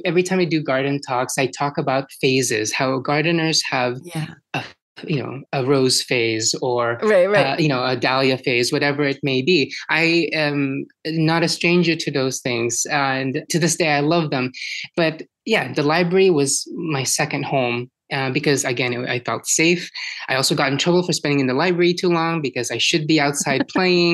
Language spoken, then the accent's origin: English; Philippines; now in Washington, United States; born and raised in the Philippines and coming to the US